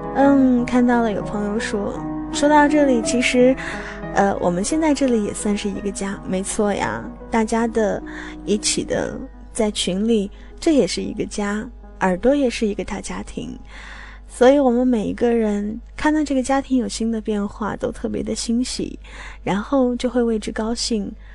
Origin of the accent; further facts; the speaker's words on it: Qinghai-Tibet Plateau, China; now in Hangzhou, China; 我的家乡来自于青藏高原